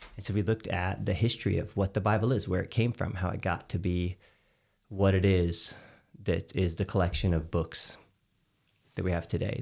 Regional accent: Texas, United States; as a Texan. Like I grew up with a, a dad that would he had a giant smoker

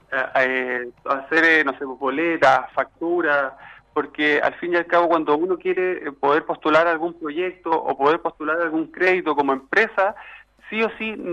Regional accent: Chile; como chileno digo yo, siempre tiene esa llegada con la gente

